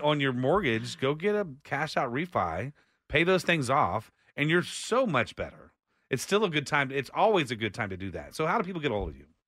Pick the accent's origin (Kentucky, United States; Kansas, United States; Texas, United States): Texas, United States; Austin; I was born raised in Austin